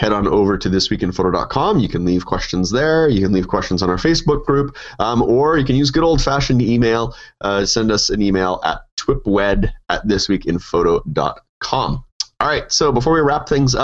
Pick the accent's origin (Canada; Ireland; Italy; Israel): Canada; being a Canadian